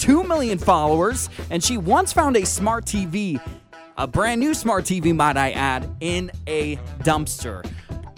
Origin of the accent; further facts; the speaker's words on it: Puyallup, Washington, United States; now in Sonoma County, United States; I played football in high school, and I will never forget stepping on the turf at our big rivalry game. It was the Puyallup High School Vikings against the Rogers Rams